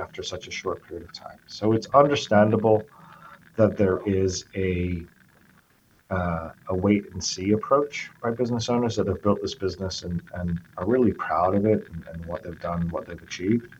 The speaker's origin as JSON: {"language": "English", "region": "England", "country": "United Kingdom", "tie": "born or raised there", "also_born_or_lived": "Venezuela / Washington, D.C., United States / New York, United States", "moved": "as an adult", "lives_now": "Arizona, United States", "said": "So I'm half English, half Venezuelan. My parents cut a deal very early on where they would spend 10 years in Venezuela and then 10 years in England. The second 10 years were in England"}